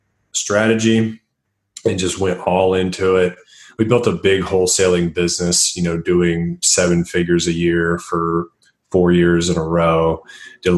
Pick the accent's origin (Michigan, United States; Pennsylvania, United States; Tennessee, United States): Tennessee, United States; moved away as an adult; also born or lived in Nashville, Tennessee; now in Denver, United States; I live in Denver, Colorado. I'm originally from Tennessee.